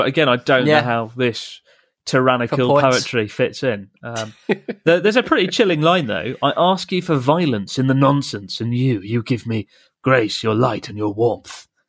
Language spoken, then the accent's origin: English; Moscow, Russia; Hi, Chris and Pete. … I'm from Moscow.